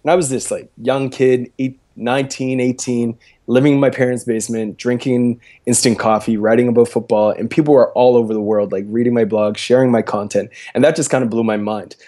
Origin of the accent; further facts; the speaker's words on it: Preston, Nova Scotia, Canada; now in Halifax, Canada; I'm from a very small rural place, um, in Nova Scotia called Preston